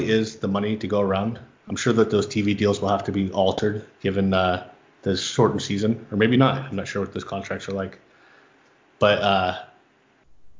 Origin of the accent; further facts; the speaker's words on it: San Diego, California, United States; moved away as an adult; also born or lived in Los Angeles, United States; now in Phoenix, United States; I grew up in San Diego